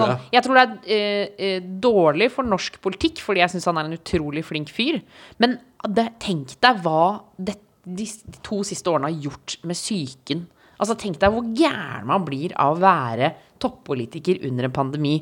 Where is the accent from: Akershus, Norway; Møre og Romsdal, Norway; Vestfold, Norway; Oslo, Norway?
Oslo, Norway; also born or lived in Trondheim; jeg bodde i Trondheim, men jeg sov hos mamma da Når jeg var hjemme i Oslo